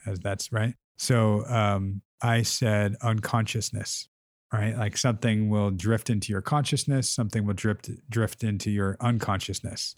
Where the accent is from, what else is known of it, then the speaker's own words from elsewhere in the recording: Southern California, United States; growing up in Southern California.